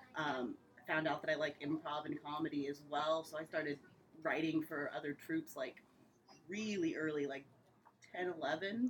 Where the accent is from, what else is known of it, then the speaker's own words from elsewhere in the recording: Indianapolis, Indiana, United States; I'm from Indy. I used to tour um, in a production right after college, so I was gone for a few years, and then I came back